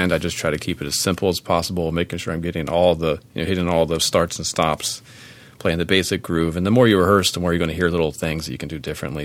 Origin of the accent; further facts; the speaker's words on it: Maryland, United States; my home state of Maryland